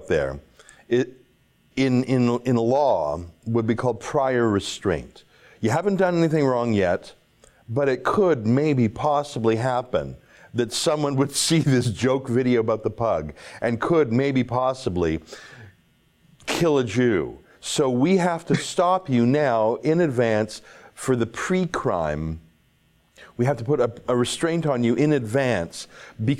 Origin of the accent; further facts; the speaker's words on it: Canada; I'm a nobody from Canada.